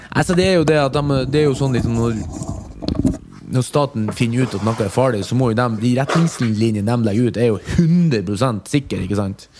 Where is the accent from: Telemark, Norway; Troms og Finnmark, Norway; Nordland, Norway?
Nordland, Norway; Mo i Rana; now in Oslo, Norway; fra Mo i Rana